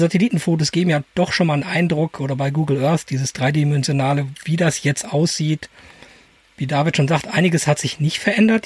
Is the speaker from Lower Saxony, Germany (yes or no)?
no; edge of the Ruhr area, North Rhine-Westphalia, Germany; ich komme aus dem Rand vom Ruhrgebiet